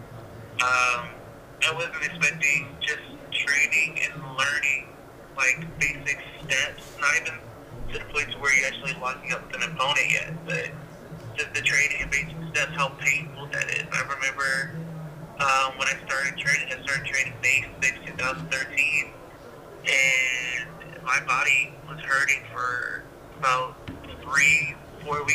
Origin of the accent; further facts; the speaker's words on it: Atlanta, Georgia, United States; also born or lived in Washington, District of Columbia, United States; We eventually moved to Atlanta when I was about 5 or 6 years old